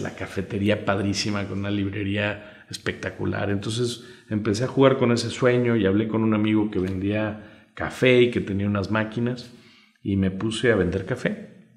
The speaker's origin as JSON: {"language": "Spanish", "country": "Mexico"}